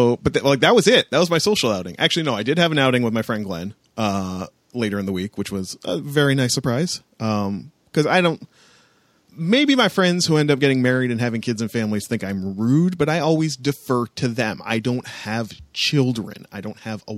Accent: a border town near Detroit, Ontario, Canada; moved away; I grew up in a border town

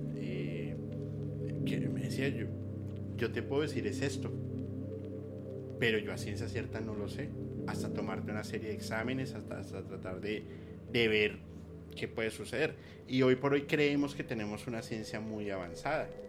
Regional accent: Colombia; yo soy de Colombia, no de México

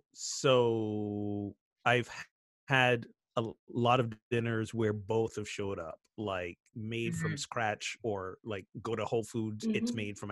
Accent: Barbados; now in United States; growing up in Barbados, this is when we celebrate our independence.

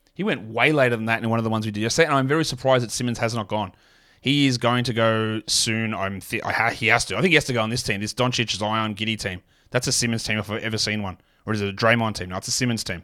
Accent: Australia; as an Aussie

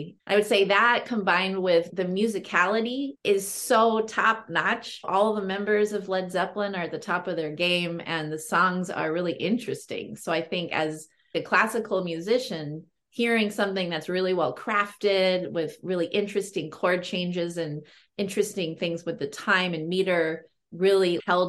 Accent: Berkeley, California, United States; I grew up in Berkeley, California.

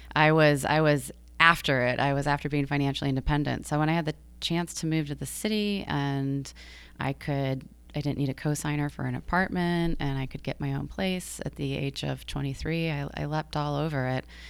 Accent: Georgia, United States; also born or lived in Michigan / New York City; now in Long Island, United States; I grew up in Georgia

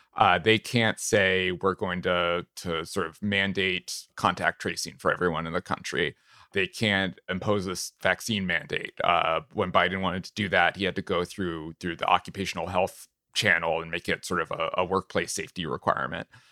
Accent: New Hampshire, United States; I'm from New Hampshire

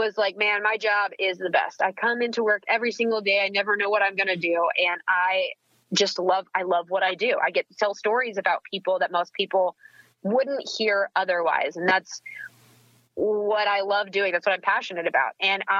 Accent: Fort Worth, Texas, United States; also born or lived in Peoria, Illinois / Australia; I call that my hometown because that is where most of my formative years were. That's where I grew up

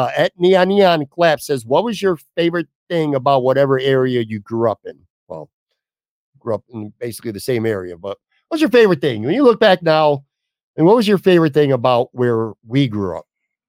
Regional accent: New York, United States; I didn't bounce around. I grew up on the West Side here as we wrap up. My favorite thing about it is it seems like you knew your neighbors well. Everybody knew everybody.

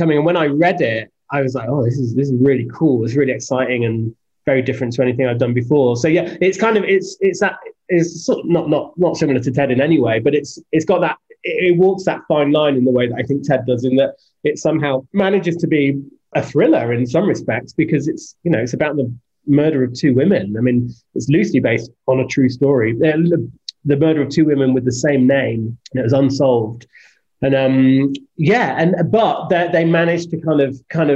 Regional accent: United Kingdom; he does the same for me as a British guy

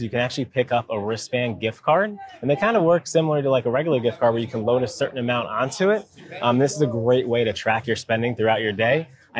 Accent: Charleston, South Carolina, United States; I'm from Charleston, South Carolina. I am a husband, father to two beautiful little girls.

